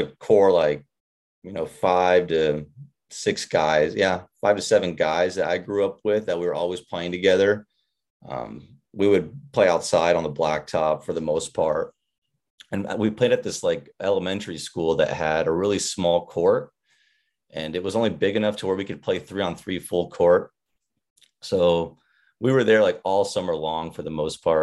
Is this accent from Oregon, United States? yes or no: yes; Irrigon, Oregon, United States; I grew up in a small pocket in northeastern Oregon, a little town, farm town, pretty much called Irrigan, Oregon